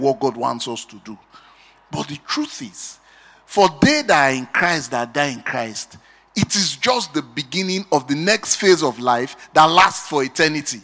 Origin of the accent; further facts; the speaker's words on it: Benin City, Edo, Nigeria; I grew up in Benin